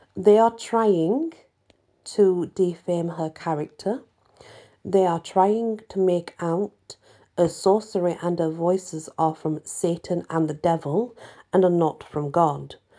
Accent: England, United Kingdom; I'm English

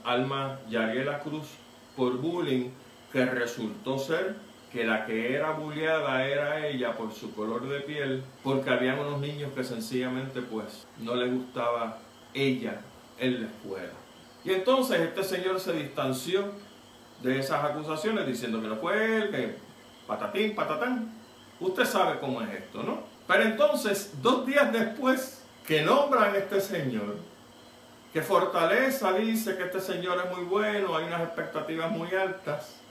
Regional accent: Puerto Rico; como puertorriqueño

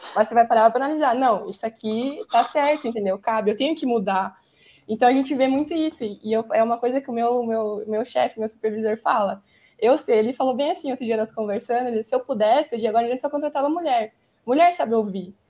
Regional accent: Chapecó, Santa Catarina, Brazil; moved away; also born or lived in Rio Grande do Sul; Sou catarinense. Sou de Chapecó, me formei lá

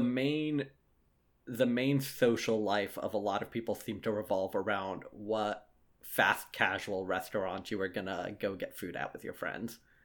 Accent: Lexington, South Carolina, United States; We're both from Lexington, South Carolina

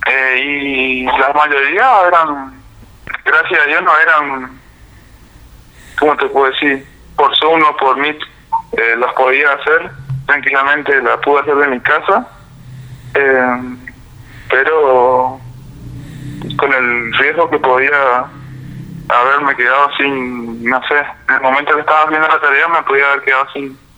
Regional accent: Lanteri, Santa Fe, Argentina; yo soy un pueblito de Santa Fe, estoy a 8 kilómetros del pueblito, que llamaba Lanteri bueno, eh, tengo 18 años

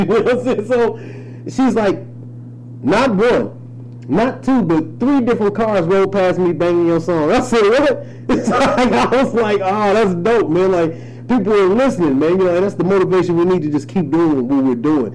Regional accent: Highland Park, Michigan, United States; also born or lived in Detroit; I'm from Detroit, man. Um, raised in Highland Park, but hell, that is Detroit for real

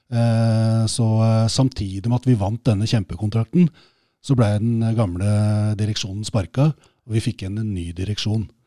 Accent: Oslo, Norway; jeg vokste opp på Skullerud

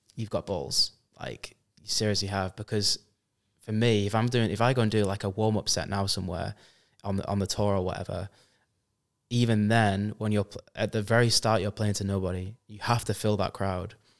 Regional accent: Preston, North West England, United Kingdom; I am from Preston, UK, but I've been sort of everywhere around Europe and the world

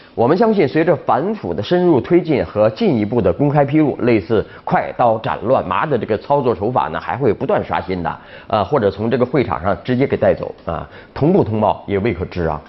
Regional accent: China; 我们中国人

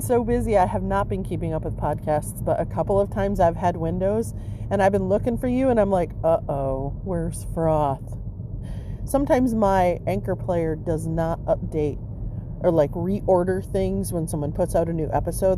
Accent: Michigan, United States; where I grew up in Michigan

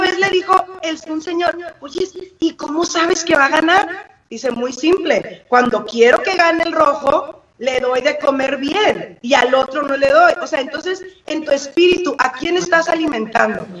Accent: Sinaloa, Mexico; soy de Sinaloa, entonces la gente, nuestra gente de Sinaloa no me deja mentir que somos bien francas

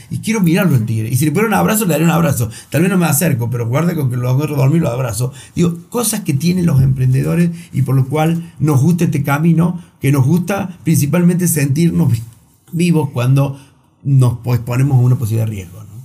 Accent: Río Cuarto, Córdoba, Argentina; Yo soy de Río Cuarto

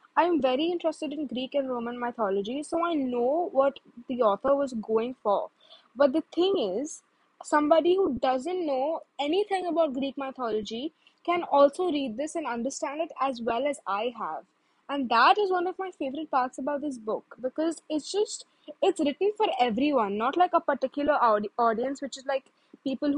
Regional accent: India; I'm an Indian

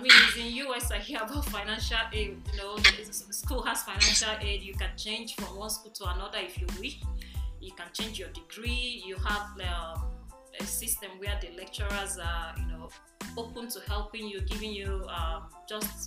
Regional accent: Nigeria; now in United States; I'm from Nigeria.

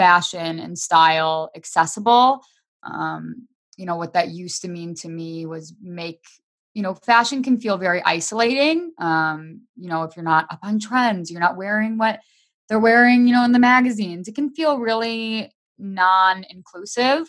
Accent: Michigan, United States; now in Las Vegas, United States; I currently live in Las Vegas. However, I'm from Michigan. I grew up in Michigan and I miss it all the time.

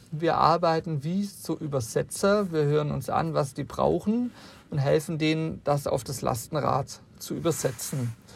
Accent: Southern Germany, Germany; ich komme selber aus Süddeutschland

